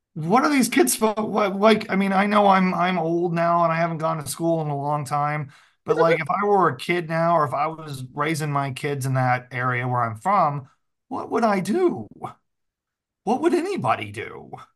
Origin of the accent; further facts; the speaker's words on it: the Ozarks, United States; I'm a hick from the Ozarks